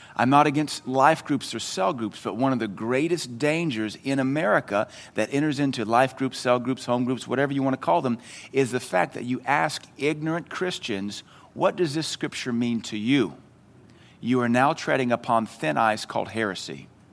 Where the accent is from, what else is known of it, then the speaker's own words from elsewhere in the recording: the South, United States; in the South, we call it agape, but it's pronounced agape